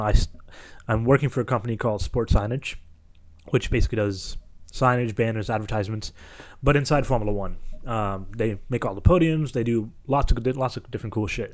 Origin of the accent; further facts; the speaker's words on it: Kitchener, Ontario, Canada; I was from Kitchener, Waterloo